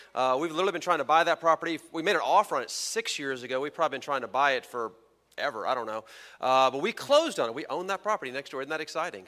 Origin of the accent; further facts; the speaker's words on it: Texas, United States; Texans, my home country, I mean state